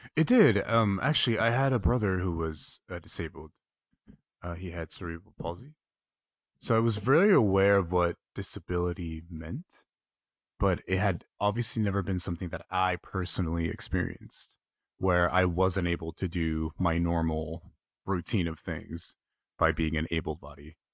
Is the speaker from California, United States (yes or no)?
yes; King City, California, United States; also born or lived in Los Angeles; I grew up in King City, which is uh, South County, um, maybe about an hour south of where Carmel is.